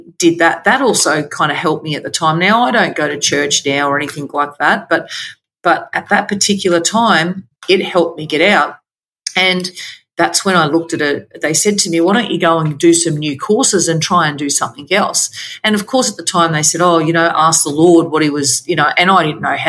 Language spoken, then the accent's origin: English; Queensland, Australia; also born or lived in Victoria, Australia; we moved from Victoria back home to Queensland